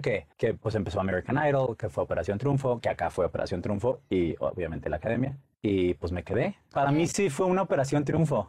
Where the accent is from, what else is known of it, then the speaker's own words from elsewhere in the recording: Monterrey, Nuevo León, Mexico; moved away as an adult; Soy de Monterrey, soy regio.